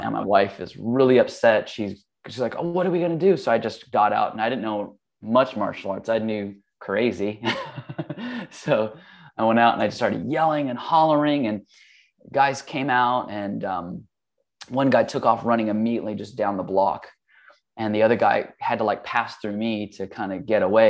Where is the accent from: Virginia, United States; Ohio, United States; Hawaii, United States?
Hawaii, United States; I grew up in Hawaii. That's where I was born